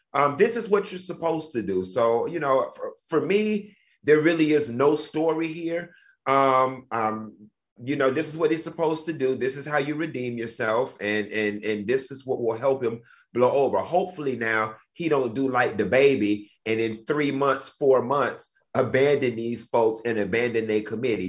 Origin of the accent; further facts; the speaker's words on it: Miami, Florida, United States; I'm from Miami